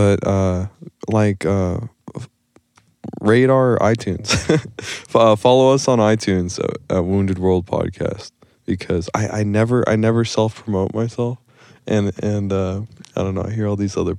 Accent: the South, United States; now in Tucson, United States; I'm from the South

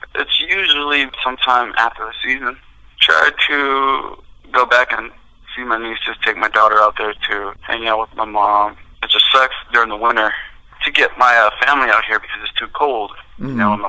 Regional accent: Eureka, California, United States; born or raised there; moved away

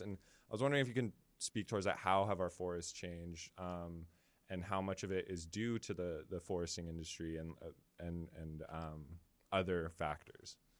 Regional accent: San Francisco Bay Area, California, United States; I'm from the Bay Area

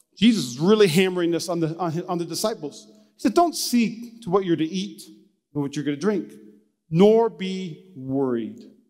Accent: North Dakota, United States; I'm from the Midwest. I'm from North Dakota

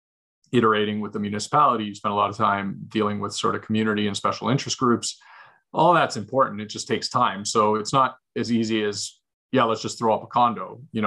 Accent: Hamilton, Ontario, Canada; I grew up in Hamilton. It was a steel economy, right?

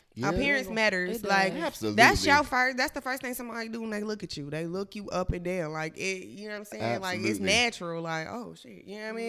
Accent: Montgomery, Alabama, United States; moved away as an adult; also born or lived in Anniston; now in Atlanta, United States; Okay, well, originally I was born in Anniston, Alabama. I moved to Montgomery when I was like, 5, 6 years old. I've been there, I was there mostly, like, pretty much my whole life before I moved to Atlanta.

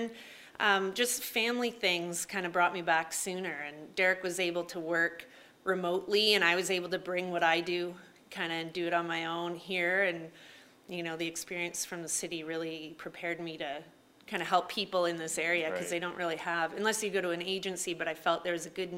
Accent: Marmora, Ontario, Canada; also born or lived in Toronto; I'm from Marmara, so I'm a small town girl to begin

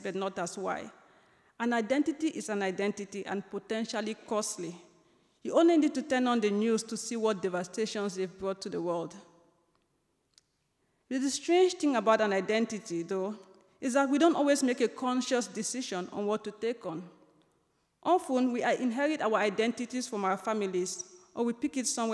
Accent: Limbe, Southwest Region, Cameroon; moved away as an adult; also born or lived in Chicago, United States; now in United States; I spent most of my life in a town called Limbe, which is my hometown.

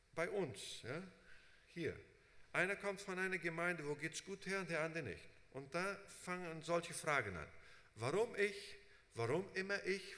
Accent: Brazil; moved away as an adult; also born or lived in United States; ich bin in Brasilien aufgewachsen

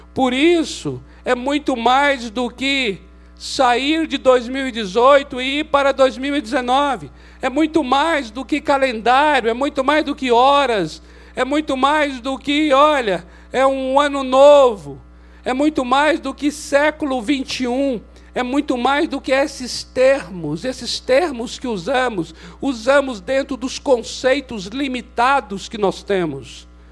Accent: Brazil; somos brasileiros porque Deus quis que fôssemos brasileiros

